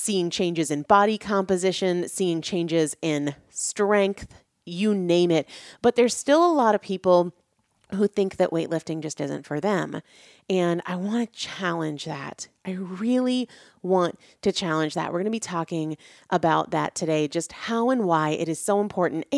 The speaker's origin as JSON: {"language": "English", "region": "New Hampshire", "country": "United States", "tie": "born or raised there", "also_born_or_lived": "Washington, D.C. / North Carolina / Natick, Massachusetts", "moved": "as an adult", "said": "I grew up in New England. I grew up in New Hampshire."}